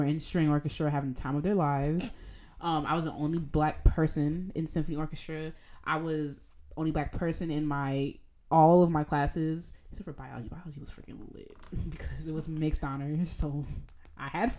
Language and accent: English; Jamaica; accent: Jamaican; in my Jamaican accent